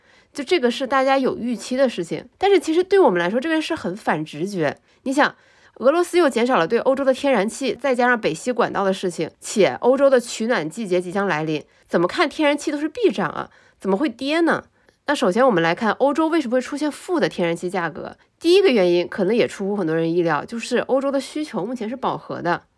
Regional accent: China; 而且是一个非常值得我们中国人骄傲的一些新闻

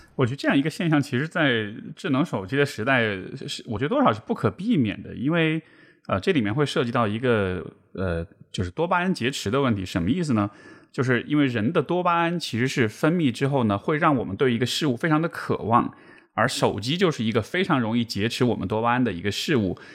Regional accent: Chengdu, Sichuan, China; 因为我是成都人

